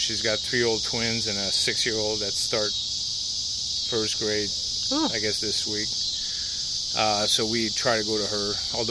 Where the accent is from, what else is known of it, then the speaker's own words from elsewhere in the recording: Montreal, Quebec, Canada; English is a second language; moved away as an adult; now in United States; Well, I grew up in Canada, right? So I grew up in Montreal. My parents still live in the house that we grew up in.